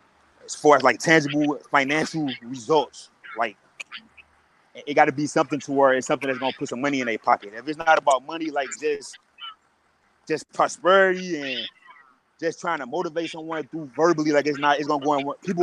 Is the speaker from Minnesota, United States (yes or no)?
no; St. Louis, Missouri, United States; I'm from St. Louis, and I grew up like that.